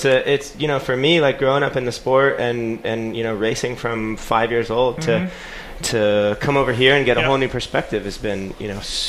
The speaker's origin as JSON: {"language": "English", "region": "California", "country": "United States", "moved": "yes", "said": "being the guy at the GPs who's from California"}